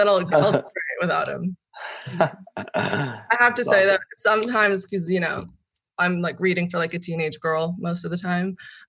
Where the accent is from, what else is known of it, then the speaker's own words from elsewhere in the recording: Hollywood, California, United States; there's a stigma behind growing up in Hollywood or having Hollywood famous parents